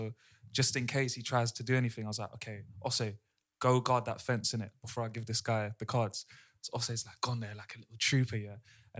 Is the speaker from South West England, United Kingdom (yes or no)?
no; London, United Kingdom; born or raised there